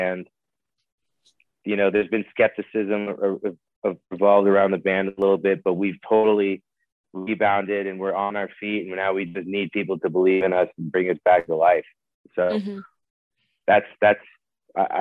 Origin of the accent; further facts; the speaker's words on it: West Coast, United States; We're from the West Coast.